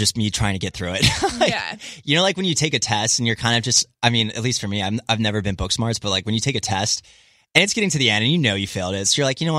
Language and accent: English; East Coast, United States; also born or lived in San Jose; So I grew up on the East Coast, but I lived in San Jose for about 3.5 years.